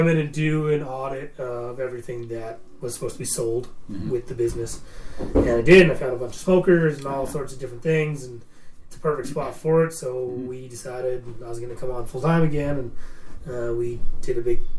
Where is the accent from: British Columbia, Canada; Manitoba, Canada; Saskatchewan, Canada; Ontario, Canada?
Ontario, Canada; just outside Toronto; moved away as an adult; now in Black Diamond, Canada; Originally, I'm from just outside Toronto.